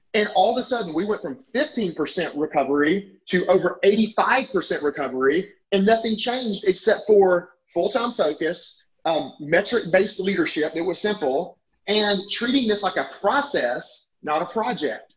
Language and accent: English; Alabama, United States; I'm from Alabama